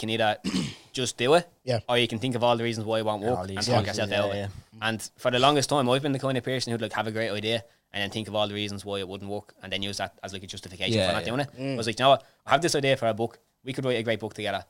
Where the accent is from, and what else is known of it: Dublin, Leinster, Ireland; born or raised there